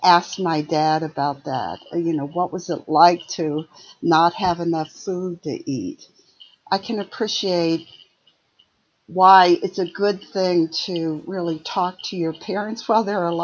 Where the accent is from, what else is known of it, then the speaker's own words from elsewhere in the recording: outside of Detroit, Michigan, United States; also born or lived in Ohio; I grew up in Michigan, a small town outside of Detroit